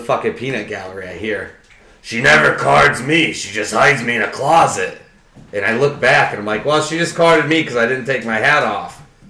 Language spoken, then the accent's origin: English; Ware, Massachusetts, United States; grew up in Ware, Marty. I know a tiny.